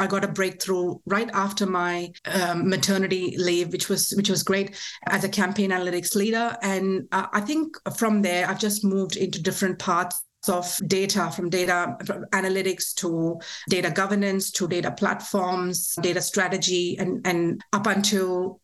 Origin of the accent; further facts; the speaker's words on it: India; now in Australia; I was born and raised in India